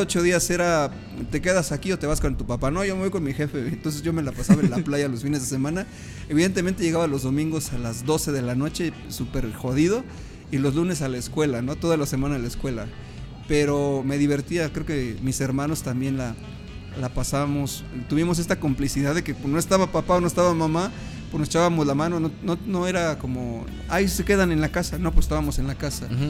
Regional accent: Mexico City, Mexico; yo soy originario de la Ciudad de México

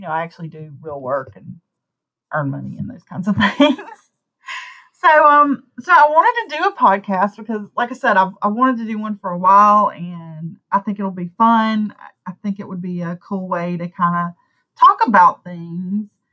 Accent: Deep South, United States; accent: southern; I live in the deep south. I don't really fit in, even though I've lived here my whole life. I bet you can't tell from my accent

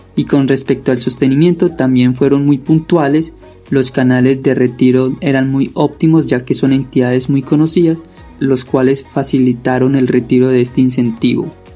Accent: Antioquia, Colombia; soy del municipio de Daiba, Antioquia

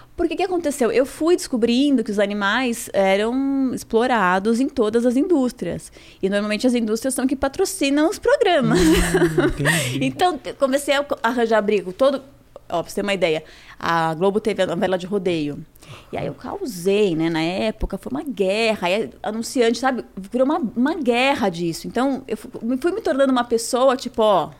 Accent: São Paulo, Brazil; eu sou do Judi ali do bairro, uhum. cresci ali

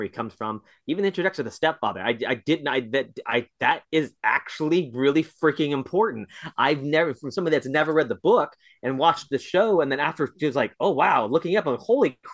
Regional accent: United States; me as an American viewer of television

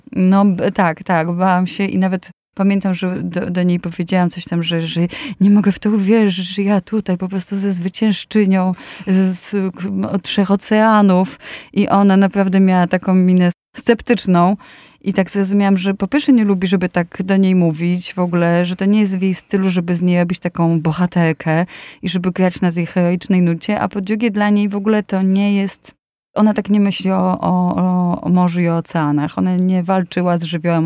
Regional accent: Łódź, Łódź Voivodeship, Poland; Jestem z Łodzi i pod Łodzią w Pabianicach e, byli e, harcerzy, którzy byli e, właśnie żeglarzami i moja mama mnie tam zapisała

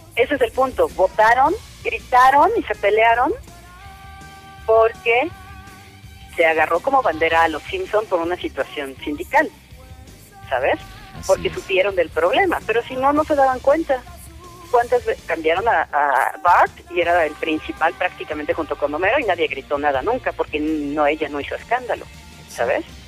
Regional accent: Mexico; todos somos mexicanos

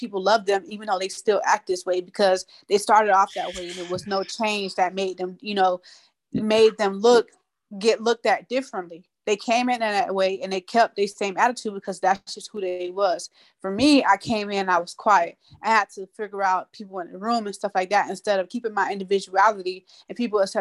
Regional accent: Tampa, Florida, United States; moved away; I'm from Sub Springs. I'm from Tampa, Florida.

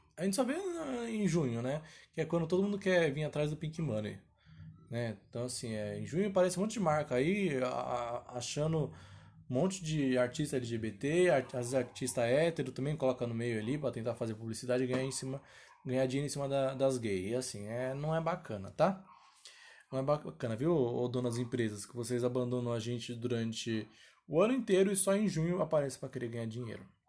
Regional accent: São Paulo, Brazil; eu sou de São Paulo, capital

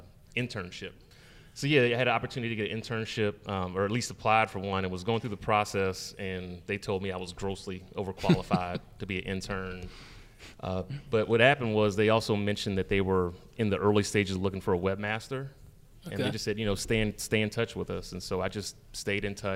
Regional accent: Stone Mountain, Georgia, United States; I grew up in Stone Mountain.

